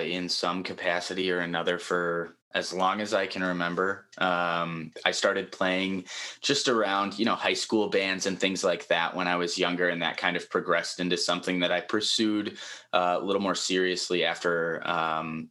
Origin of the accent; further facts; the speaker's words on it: Chicago, Illinois, United States; also born or lived in Upper Peninsula, Michigan; now in Wisconsin, United States; Originally, I'm from Chicago. I was born and raised there, and my family moved to the Upper Peninsula, Michigan